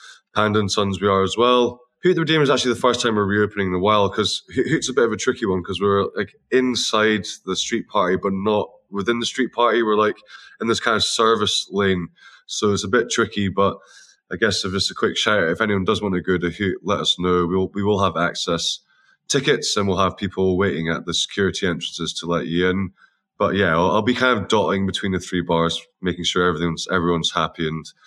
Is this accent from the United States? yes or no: no; Scotland, United Kingdom; we're all Scottish